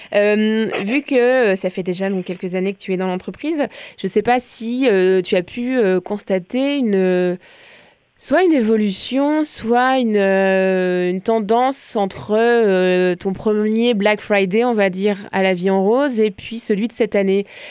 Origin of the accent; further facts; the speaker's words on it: France; accent: French; now in Quebec, Canada; j'assume mon accent français